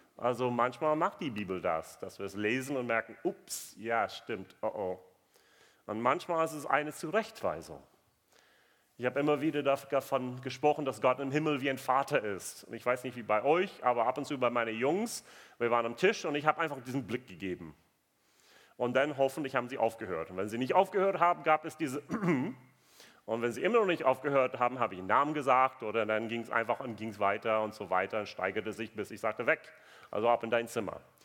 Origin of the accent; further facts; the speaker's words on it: United States; German is a second language; moved away; ich bin Amerikaner